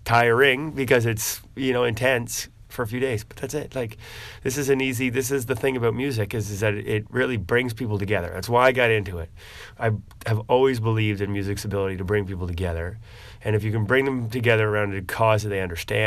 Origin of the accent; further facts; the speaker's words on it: New Brunswick, Canada; moved away as an adult; now in Halifax, Canada; I grew up in New Brunswick